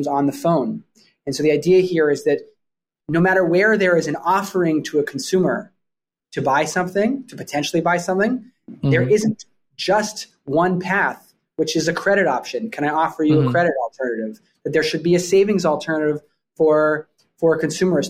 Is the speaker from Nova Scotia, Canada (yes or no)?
no; Vancouver, British Columbia, Canada; moved away as an adult; also born or lived in Toronto, Canada; now in New York, United States; I grew up in Vancouver, Canada